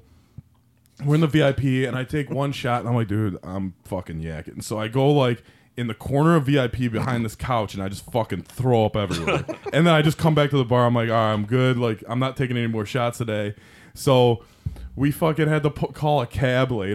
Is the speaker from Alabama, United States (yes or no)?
no; Detroit, Michigan, United States